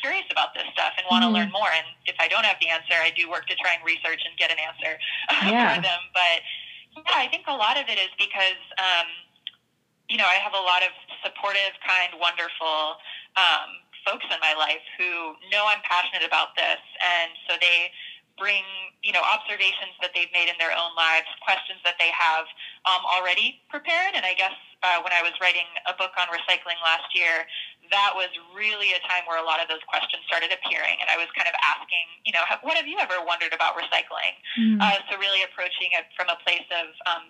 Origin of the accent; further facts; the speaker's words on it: the South, United States; I grew up in the South in a rural town, playing outside a lot in the woods.